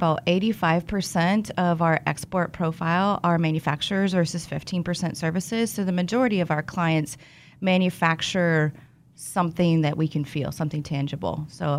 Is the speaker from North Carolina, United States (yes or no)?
no; Wichita, Kansas, United States; I'm from Wichita.